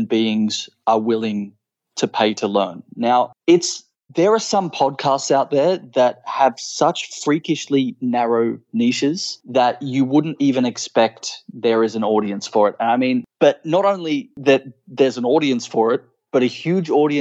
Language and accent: English; Australia; my home country of Australia